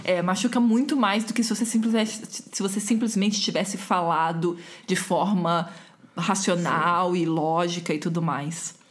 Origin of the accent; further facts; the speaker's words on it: Rio de Janeiro, Brazil; eu sou do Rio e a gente não chama bolacha, a gente chama de biscoito